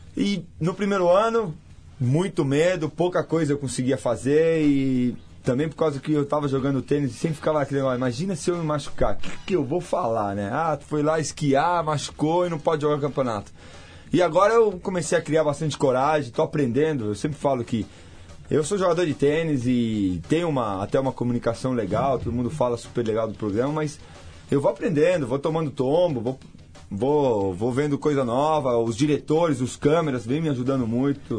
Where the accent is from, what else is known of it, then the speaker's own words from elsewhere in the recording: Argentina; now in Brazil; eu sou um brasileiro que nasci na Argentina, educado por família argentina